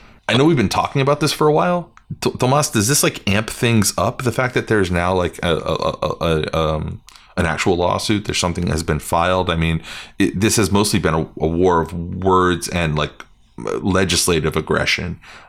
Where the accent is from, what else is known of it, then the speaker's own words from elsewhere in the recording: Smithtown, New York, United States; my hometown, Smithtown